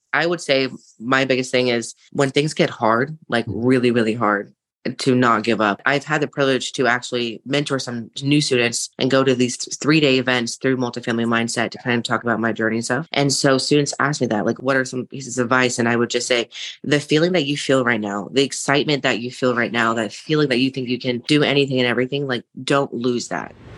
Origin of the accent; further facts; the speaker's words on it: Seattle, Washington, United States; I am from the Seattle area